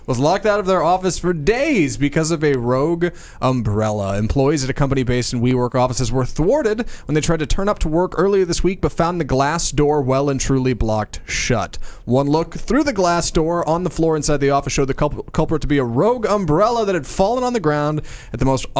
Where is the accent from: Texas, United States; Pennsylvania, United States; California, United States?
Texas, United States; Houston; now in Dallas-Fort Worth, United States; I'm from Houston originally, and we're in DFW